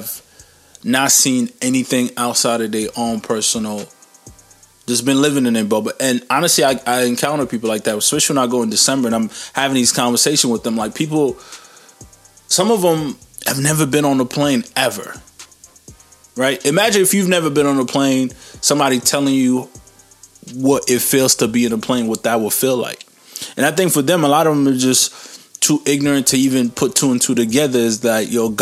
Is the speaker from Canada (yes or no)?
yes; Canada; I'm Canadian